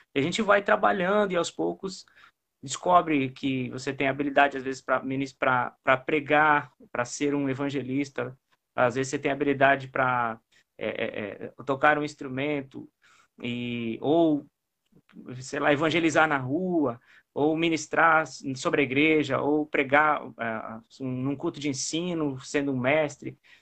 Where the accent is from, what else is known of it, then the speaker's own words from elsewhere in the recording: Xanxerê, Santa Catarina, Brazil; now in Palhoça, Brazil; Sou natural do interior de Santa Catarina, uma cidade de Xanxerê, fica perto de Chapecó.